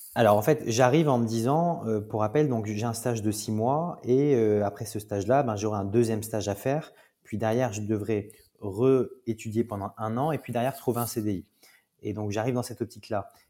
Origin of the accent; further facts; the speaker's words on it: Toulouse, Occitania, France; moved away as an adult; now in Paris, France; je suis de Toulouse. donc j'ai grandi à Toulouse jusqu'à mes 18 ans.